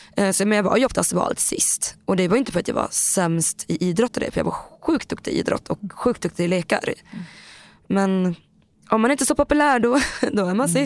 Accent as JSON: {"language": "Swedish", "town": "Boden", "region": "Norrbotten County", "country": "Sweden", "tie": "born or raised there", "also_born_or_lived": "Thailand / Bangkok", "said": "Jag var två och ett halvt, ungefär, nästan tre, när jag kom mm. hit. Så den har jag bott hela mitt liv i Boden."}